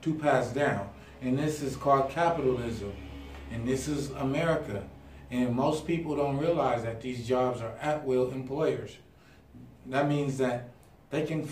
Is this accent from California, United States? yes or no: yes; Pasadena, California, United States; moved away; also born or lived in Idaho; growing up in Pasadena